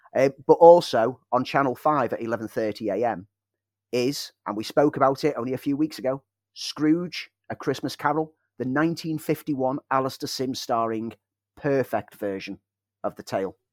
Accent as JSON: {"language": "English", "country": "United Kingdom", "said": "our British culture"}